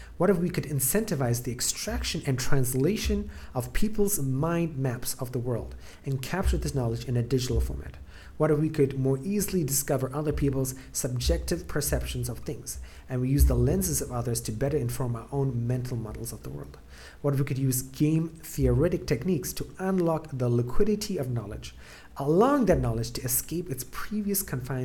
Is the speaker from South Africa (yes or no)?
yes; South Africa; moved away; originally I'm from South Africa